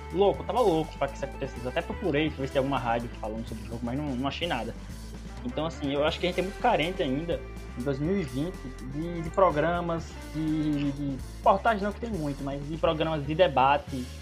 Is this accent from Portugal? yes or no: no; Paraíba, Brazil